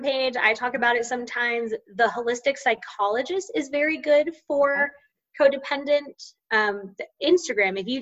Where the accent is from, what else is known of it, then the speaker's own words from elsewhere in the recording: Central Florida, United States; I grew up in Central Florida.